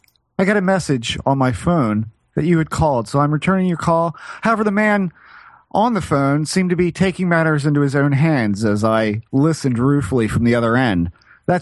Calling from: New York City, New York, United States; I'm calling from New York City. Queens, as a matter of fact.

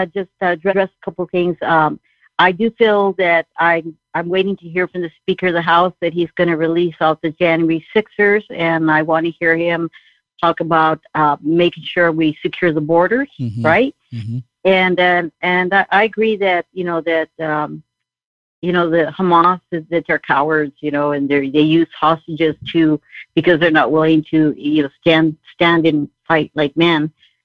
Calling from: Southern California, United States; I'm calling from Southern California.

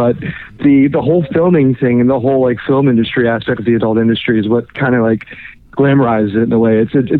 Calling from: Orlando, Florida, United States; calling you from Orlando.

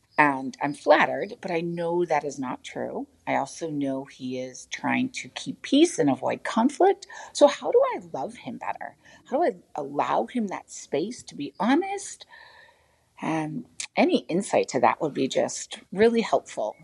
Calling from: Uganda; I am calling from Uganda in East Africa.

